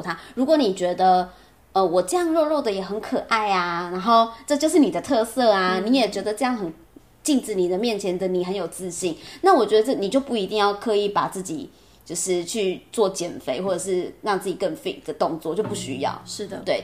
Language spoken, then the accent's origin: Chinese; Taipei, Taiwan; 我土生土长台北人